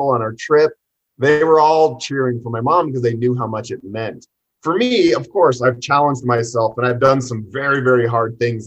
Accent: Boulder, Colorado, United States; We grew up in Boulder, which is a very well-off town, but we weren't your typical Boulder family

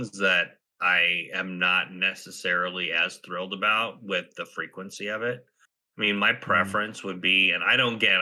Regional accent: Southwest, United States; moved away; I grew up in the Southwest

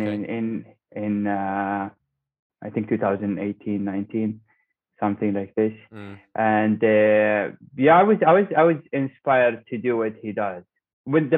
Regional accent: Dubai, United Arab Emirates; I am from Dubai. I work as a mechanical engineer in Dubai Electricity. And I was born in Dubai. I live in Dubai. I'm from here.

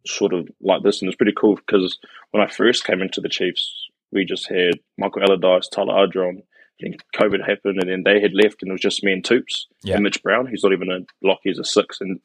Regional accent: Wellington, New Zealand; moved away as an adult; born in Wellington, born and bred in Wellington until I was 18

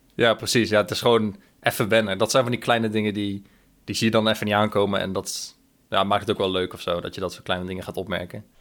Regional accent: 's-Hertogenbosch, North Brabant, Netherlands; moved away as an adult; also born or lived in Breda, Netherlands; now in Australia; Ik kwam uit Den Bosch

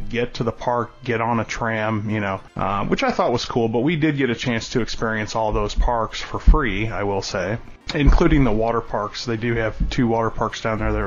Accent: San Diego, California, United States; moved away as an adult; also born or lived in Orlando; as a kid growing up, I was born in San Diego

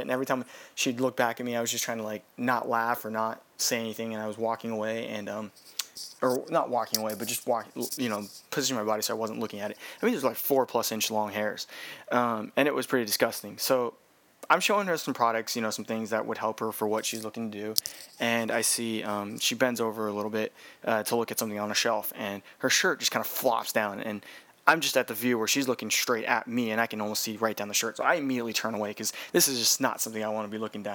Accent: California, United States; now in Hawaii, United States; I am from California

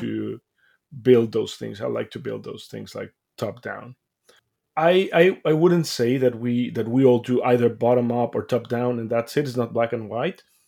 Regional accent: Mexico; I grew up mm-hmm. in Mexico, as I mentioned, like I'm from Mexico

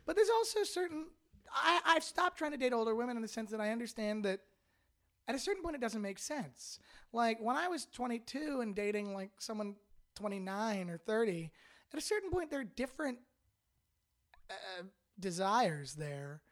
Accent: Canada; moved away as an adult; now in Los Angeles, United States; I'm a dual citizen with Canada, United States, lived in Canada my whole life

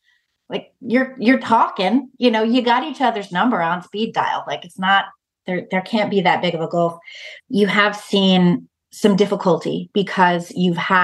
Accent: United States; as an American, I'm not Jewish

